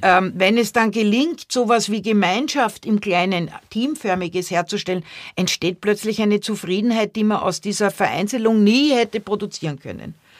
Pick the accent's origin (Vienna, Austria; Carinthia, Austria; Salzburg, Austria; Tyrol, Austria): Vienna, Austria; now in Germany; als Kind in Wien aufgewachsen, da war ich nie in Deutschland